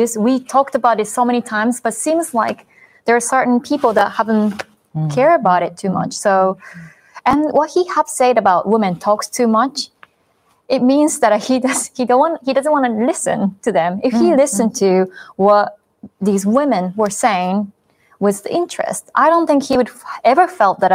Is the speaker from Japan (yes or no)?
yes; Japan; myself growing up in Japan